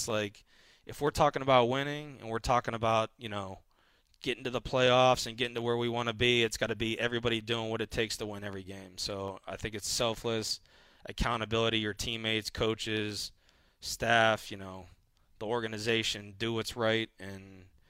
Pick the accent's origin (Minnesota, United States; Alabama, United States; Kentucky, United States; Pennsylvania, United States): Pennsylvania, United States; Pittsburgh; Yeah, it does feel like home. I'm from Pittsburgh.